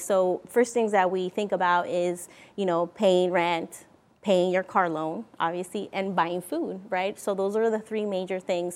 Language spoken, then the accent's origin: English; Mexico; now in Vancouver, United States; I'm originally from Mexico. Uh, we came here to Vancouver, Washington in nineteen ninety-seven.